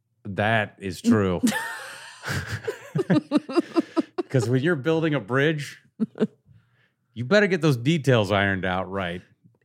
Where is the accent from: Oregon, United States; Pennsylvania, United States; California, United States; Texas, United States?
Oregon, United States; I grew up in Southern Oregon.